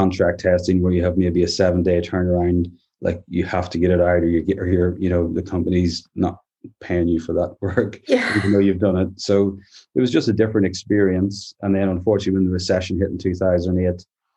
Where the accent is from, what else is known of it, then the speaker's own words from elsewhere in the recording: Northern Ireland, United Kingdom; moved away as an adult; also born or lived in Bangor, North Wales; now in Worcestershire, United Kingdom; I'm from Northern Ireland originally. I live here in Worcestershire in the UK.